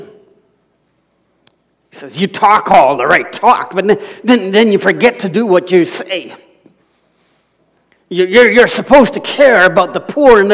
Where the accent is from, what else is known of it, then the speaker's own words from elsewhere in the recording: Alberta, Canada; moved away; I was from Alberta